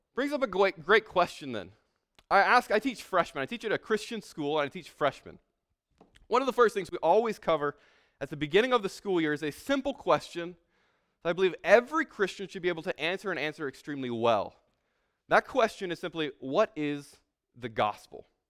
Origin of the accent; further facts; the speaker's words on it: San Antonio, Texas, United States; I'm from San Antonio. I'm living in San Antonio right now